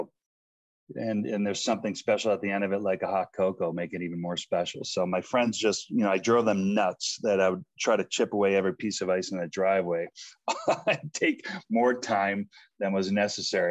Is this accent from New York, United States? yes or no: yes; North Tonawanda, New York, United States; moved away as an adult; now in Boulder, United States; I grew up in North Tonawanda, New York. It's outside of Buffalo, right in between Buffalo and Niagara Falls.